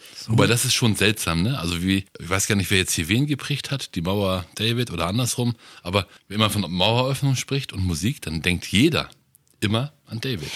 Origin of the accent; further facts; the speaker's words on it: North Rhine-Westphalia, Germany; ich bin ja aus Nordrhein-Westfalen